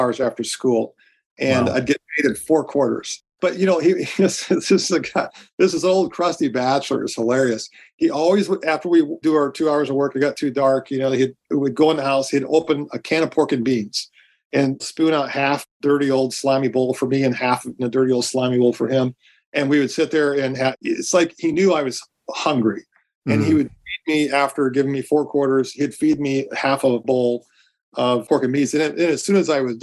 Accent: Medora, North Dakota, United States; now in Dallas-Fort Worth, United States; I grew up in the Badlands of Western North Dakota in a little farm operation outside of Medora.

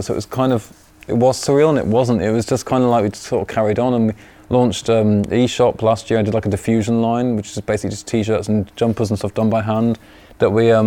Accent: York, Yorkshire and the Humber, United Kingdom; also born or lived in Leeds / London / Paris; I'm from York. I was actually born in Leeds, but I'm born and raised in York

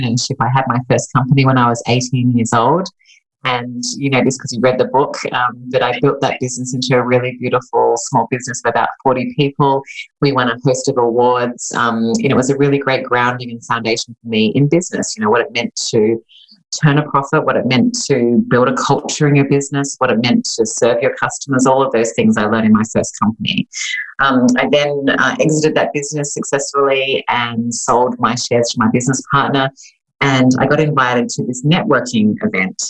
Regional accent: Sydney, New South Wales, Australia; moved away as an adult; now in Los Angeles, United States; I'm originally Australian, so I was born and raised in Sydney, Australia. I moved to Los Angeles in California, where I now live

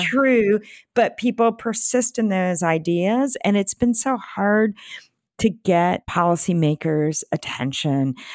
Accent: Bay Area, California, United States; I'm from the Bay Area

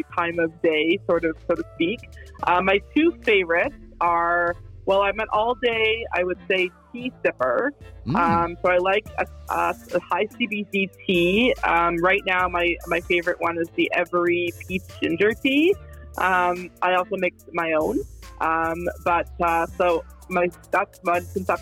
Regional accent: Calgary, Alberta, Canada; also born or lived in Vancouver, Canada; in Calgary. So in high school, we used to hang out in South Glenmore at nighttime

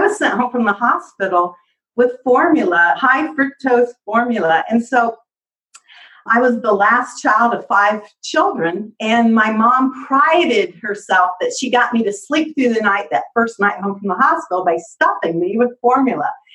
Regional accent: Indiana, United States; I'm from Indiana

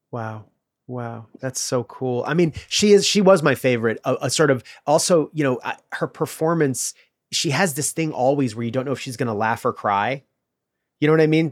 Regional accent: Illinois, United States; I'm from the Midwest too. I'm from Illinois

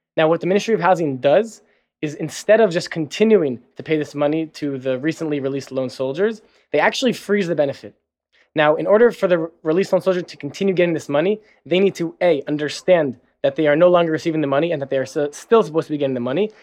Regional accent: New Jersey, United States; moved away as an adult; now in Tel Aviv, Israel; I'm originally from New Jersey. And pretty much, yeah, after high school, I moved to Israel

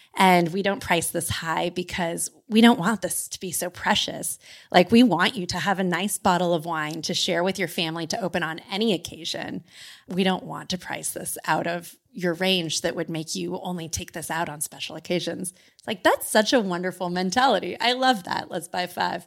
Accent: California, United States; as a Californian

